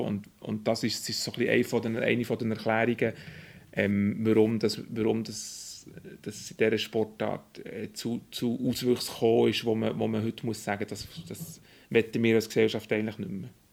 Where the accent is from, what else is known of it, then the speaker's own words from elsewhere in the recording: Burgdorf, Bern, Switzerland; also born or lived in Zurich; wo ich aufgewachsen in Burgdorf